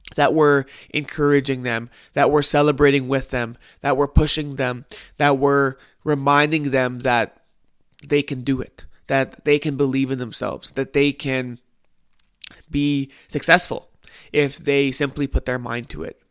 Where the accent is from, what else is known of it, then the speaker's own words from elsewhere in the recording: Winnipeg, Manitoba, Canada; I am from Winnipeg, Manitoba, Canada